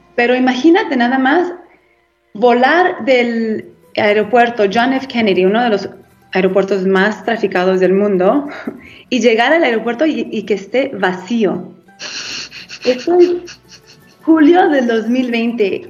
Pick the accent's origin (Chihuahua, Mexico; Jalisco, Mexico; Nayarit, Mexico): Jalisco, Mexico; Guadalajara; also born or lived in California, United States; now in Italy; Nací en California, pero crecí entre México y Estados Unidos. Soy de Guadalajara